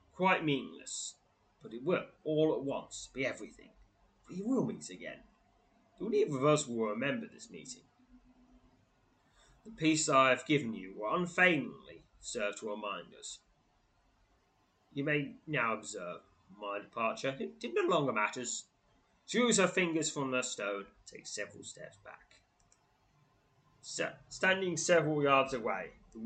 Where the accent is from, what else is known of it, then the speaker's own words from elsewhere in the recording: England, United Kingdom; as an English person